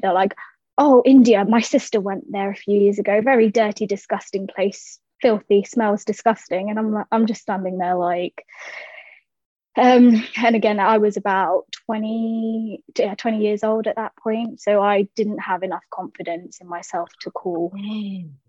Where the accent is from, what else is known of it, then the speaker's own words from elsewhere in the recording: London, United Kingdom; I was born and raised in South London